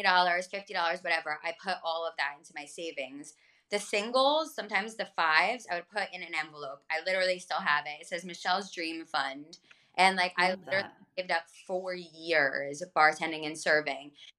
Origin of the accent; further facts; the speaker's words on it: Freehold, New Jersey, United States; I'm this hippie from Freehold, New Jersey